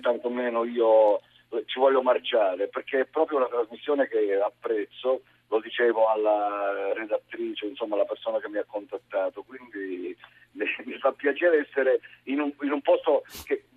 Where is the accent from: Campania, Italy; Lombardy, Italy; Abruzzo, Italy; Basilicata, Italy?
Basilicata, Italy; un, un non nascosto amore per la mia zona